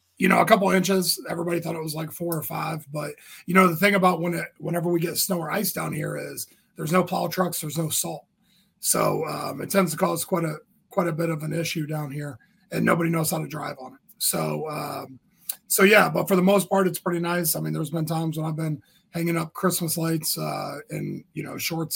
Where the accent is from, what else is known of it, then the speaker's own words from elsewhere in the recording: Northeast Ohio, United States; moved away as an adult; now in Hilton Head, United States; I grew up in Northeast Ohio, went to high school at Maslin High School